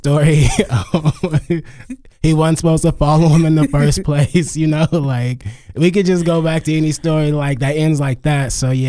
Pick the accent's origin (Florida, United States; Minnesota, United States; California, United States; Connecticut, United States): California, United States; Los Angeles; I'm from Los Angeles, California.